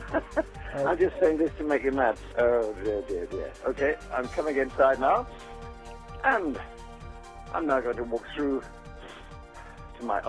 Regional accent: England, United Kingdom; moved away as an adult; also born or lived in London, United Kingdom / New York, United States; now in Palm Beach, United States; I'm English

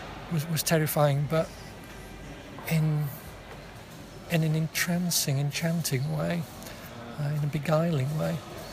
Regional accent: Yorkshire and the Humber, United Kingdom; moved away as an adult; also born or lived in Manchester; I come from Yorkshire, so Manchester wasn't too far away.

